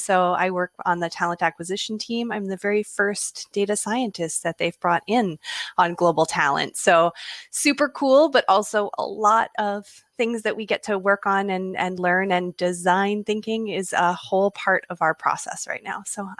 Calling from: Vancouver Island, British Columbia, Canada; I'm calling in from Vancouver Island in British Columbia, Canada.

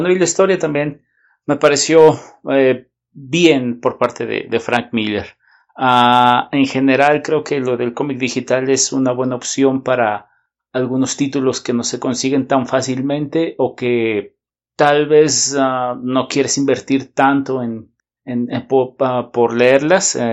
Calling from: Guadalajara, Jalisco, Mexico; de Guadalajara.

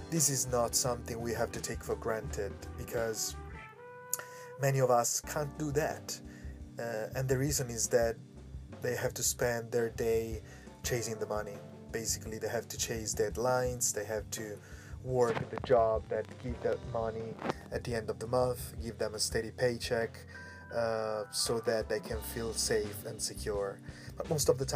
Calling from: Hong Kong; English is a second language; This is … from … Voice Pod. I'm speaking from Hong Kong. Uh, today, I am inside Yimpoon uh, area in front of the sea

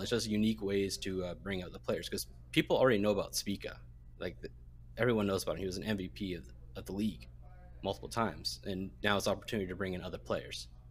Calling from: Vancouver, British Columbia, Canada; I'm calling from Vancouver, Canada

